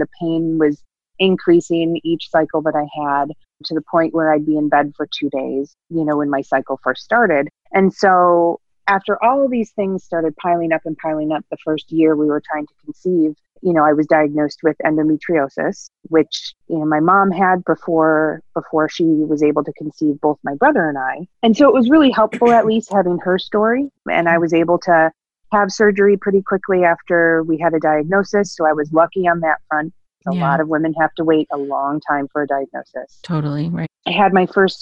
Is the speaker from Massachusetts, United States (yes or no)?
no; Buffalo, New York, United States; I grew up in the Buffalo, New York area.